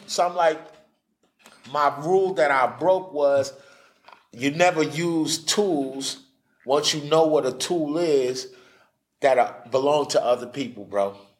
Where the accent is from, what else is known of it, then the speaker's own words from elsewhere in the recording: New York City, New York, United States; I'm from New York City